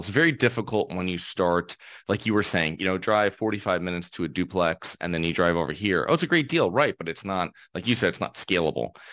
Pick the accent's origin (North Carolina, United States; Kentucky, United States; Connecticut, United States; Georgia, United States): Connecticut, United States; I'm from Connecticut, and this is from a small town. I lived in a small town